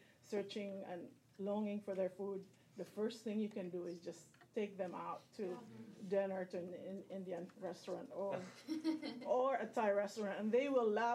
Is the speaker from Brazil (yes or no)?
no; Philippines; moved away; I'm originally from the Philippines